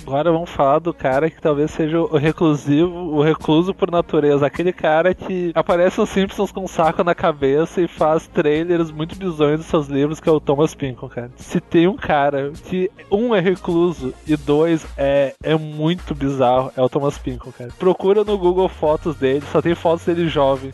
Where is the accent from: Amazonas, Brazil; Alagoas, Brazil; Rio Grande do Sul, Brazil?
Rio Grande do Sul, Brazil; Gaúcho; also born or lived in Santa Catarina (birth); Ser gaúcho é um acidente na minha vida